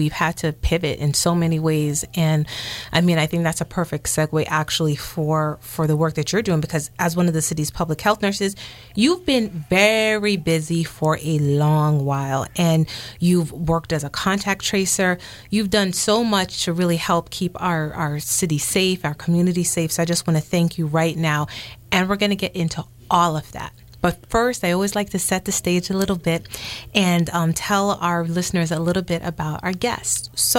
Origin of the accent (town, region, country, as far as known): New York City, New York, United States; born or raised there; also born or lived in Jamaica